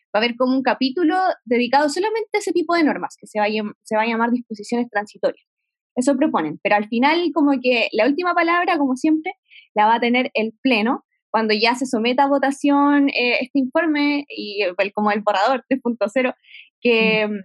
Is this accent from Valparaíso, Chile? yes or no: yes; San Antonio, Valparaíso, Chile; yo soy de San Antonio, de la región de Valparaíso